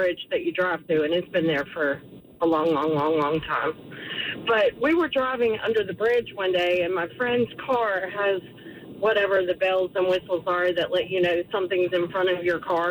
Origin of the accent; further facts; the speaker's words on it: Jamestown, North Carolina, United States; I grew up in Jamestown, and there's two bridges.